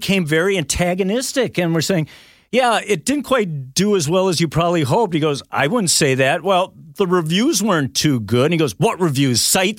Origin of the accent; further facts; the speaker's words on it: Minneapolis, Minnesota, United States; I grew up in the Twin Cities.